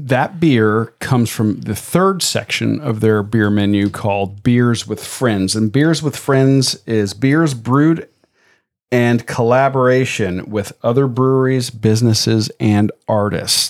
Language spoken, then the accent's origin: English; Tampa, Florida, United States; moved away; my hometown of Tampa